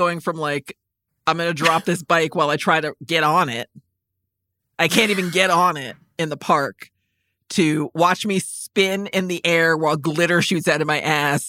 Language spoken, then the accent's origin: English; United States; since we're on this tip of things we can't do as American citizens